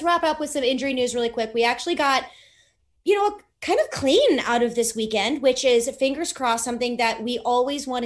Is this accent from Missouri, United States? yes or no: yes; St. Louis, Missouri, United States; I'm from St. Louis.